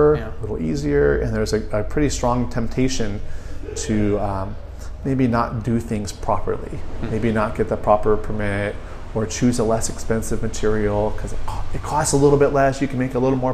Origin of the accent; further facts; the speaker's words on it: Santa Cruz, California, United States; moved away as an adult; also born or lived in San Francisco / Sacramento; now in Marina, United States; I was born and raised in Santa Cruz, and then went to college in San Francisco, then transferred to Sacramento